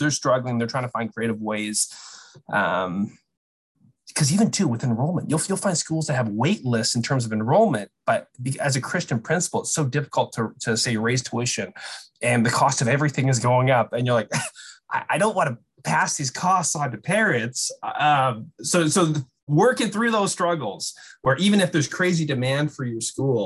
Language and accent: English; British Columbia, Canada; British Columbia, where I'm from